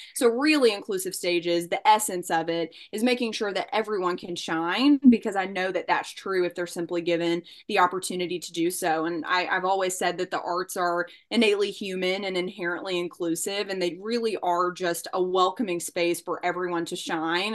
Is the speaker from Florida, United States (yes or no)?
no; Bowling Green, Kentucky, United States; I'm originally from Bowling Green, Kentucky, which is about an hour north of Nashville, Tennessee